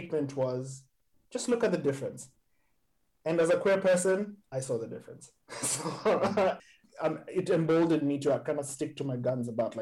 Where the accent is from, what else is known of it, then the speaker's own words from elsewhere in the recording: Nairobi, Kenya; also born or lived in Cape Town / Johannesburg; now in Amsterdam, Netherlands; growing up in Nairobi, living in Cape Town, Johannesburg, and now where I live partly where I live in Amsterdam